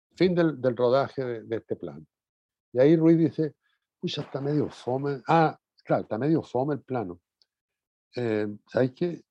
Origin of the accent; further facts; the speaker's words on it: Talcahuano, Biobío, Chile; also born or lived in Curicó; Yo vivía en Talcahuano